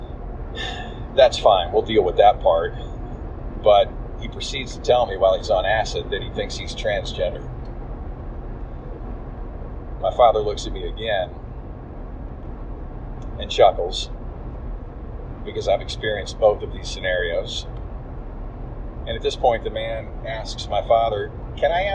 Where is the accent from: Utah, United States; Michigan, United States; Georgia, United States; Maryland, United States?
Georgia, United States; Atlanta; we were from Atlanta.